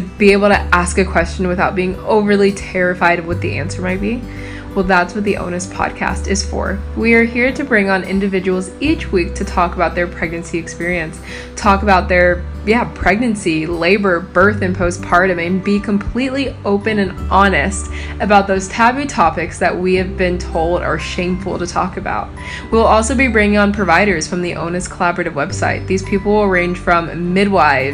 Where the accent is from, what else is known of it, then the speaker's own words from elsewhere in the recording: East Coast of the USA, United States; moved away as an adult; also born or lived in Ohio; now in Australia; I am originally from the East Coast of the USA.